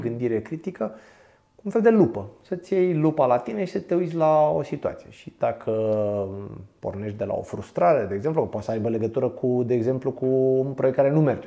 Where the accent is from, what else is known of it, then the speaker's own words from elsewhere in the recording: Pitești, Argeș, Romania; Eu sunt din Pitești